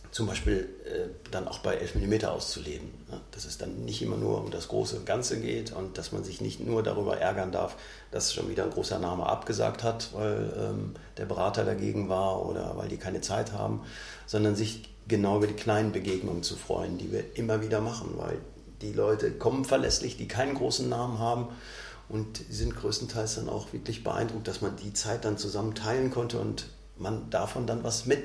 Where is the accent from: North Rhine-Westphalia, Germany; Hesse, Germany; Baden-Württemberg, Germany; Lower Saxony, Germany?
North Rhine-Westphalia, Germany; Bochum; Ich komme aus Bochum